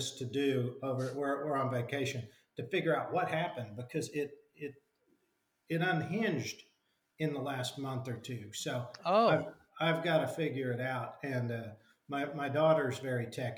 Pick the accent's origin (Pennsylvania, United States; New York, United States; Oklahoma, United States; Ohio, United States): Oklahoma, United States; Enid; also born or lived in Washington; I ended up moving back to my hometown in Oklahoma